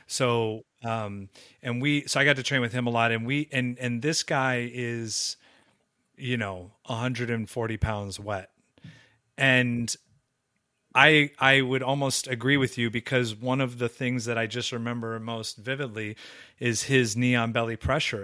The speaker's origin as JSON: {"language": "English", "region": "Southern California", "country": "United States", "tie": "born or raised there", "said": "grew up in Southern California"}